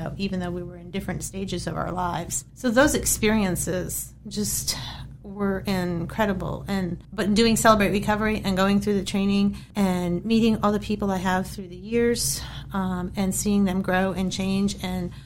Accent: New England, United States; moved away as an adult; now in Harrisonburg, United States; I was from New England

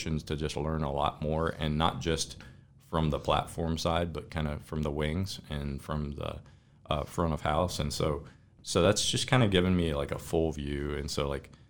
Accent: Elkton, Virginia, United States; also born or lived in Colorado; I'm from Elkton.

